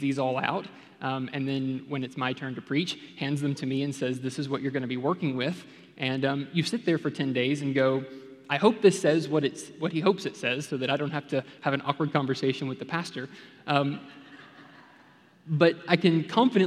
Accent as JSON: {"language": "English", "town": "Memphis", "region": "Tennessee", "country": "United States", "tie": "born or raised there", "moved": "yes", "lives_now": "Texas, United States", "said": "I grew up in Memphis, Tennessee, came to Texas as soon as I could"}